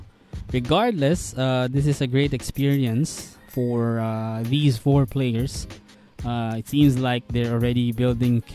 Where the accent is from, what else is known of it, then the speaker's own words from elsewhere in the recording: Philippines; make us proud of being Filipino